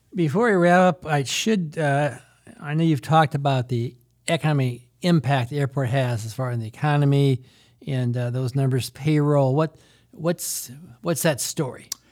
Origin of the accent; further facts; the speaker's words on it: Iowa City, Iowa, United States; I'm from Iowa City